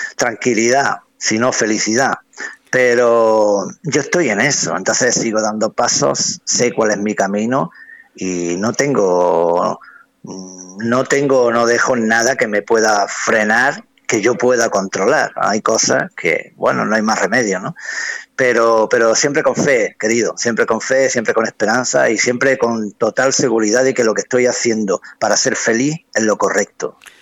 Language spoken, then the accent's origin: Spanish; Spain; soy el músico español